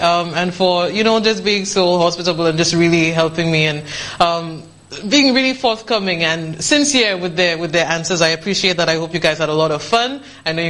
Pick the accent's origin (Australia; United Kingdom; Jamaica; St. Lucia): St. Lucia; Vieux Fort; in my hometown of Beaufort